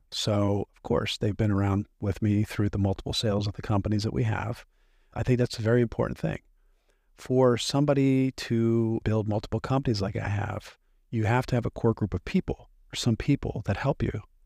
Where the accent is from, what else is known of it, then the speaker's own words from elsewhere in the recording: Hershey, Pennsylvania, United States; I grew up in Milton Hershey School, which is a school for kids from broken homes, sort of like an orphanage